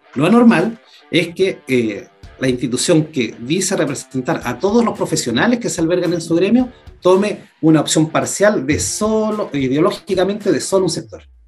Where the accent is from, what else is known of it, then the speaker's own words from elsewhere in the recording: Puerto Montt, Los Lagos, Chile; yo soy ciudadano de Puerto Montt, periodista de profesión